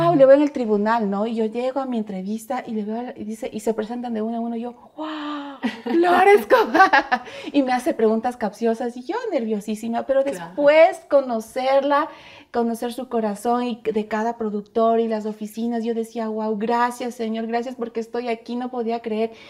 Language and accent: Spanish; Ecuador; como ecuatorianos